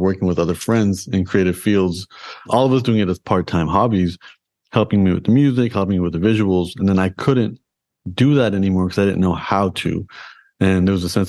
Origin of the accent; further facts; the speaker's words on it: Toronto, Ontario, Canada; I was born and raised in Toronto in Canada